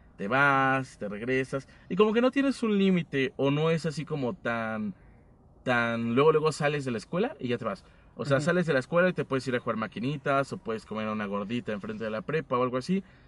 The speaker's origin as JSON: {"language": "Spanish", "region": "State of Mexico", "country": "Mexico", "said": "yo soy del Estado de México."}